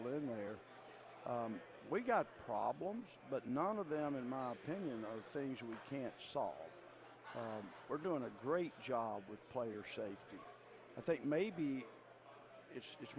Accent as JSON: {"language": "English", "town": "Birmingham", "region": "Alabama", "country": "United States", "said": "I'm from Birmingham, which is a little bit of a hot dog town"}